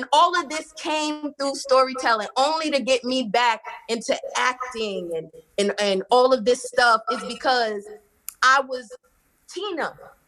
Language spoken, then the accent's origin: English; New York, United States; Man, I was raised by television and music. And in growing up in New York, we had video jukebox.